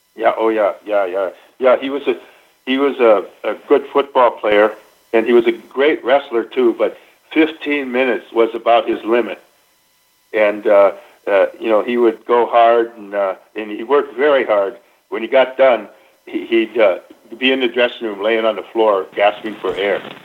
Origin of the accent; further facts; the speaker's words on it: Minnesota, United States; moved away; I grew up in Minnesota.